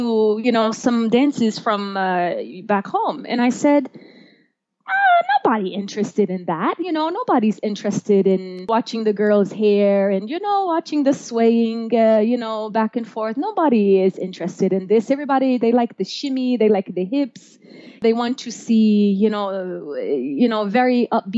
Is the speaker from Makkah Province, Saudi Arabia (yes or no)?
yes; Jeddah, Makkah Province, Saudi Arabia; English is a second language; moved away as an adult; also born or lived in Florida; now in Denver, United States; I'm originally from Jeddah.